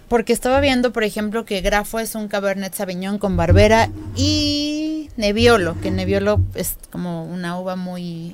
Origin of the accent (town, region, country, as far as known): Mexico